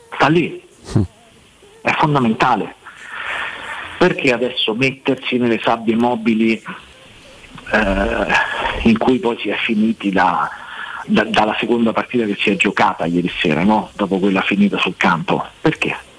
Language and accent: Italian; Rome, Lazio, Italy; sono nato e, e, e, e, questa è la mia città